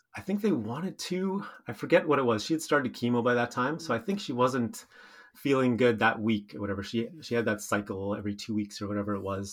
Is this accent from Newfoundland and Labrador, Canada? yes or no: no; Steinbach, Manitoba, Canada; I grew up in Steinbach, spent a few years away, but then moved back with my wife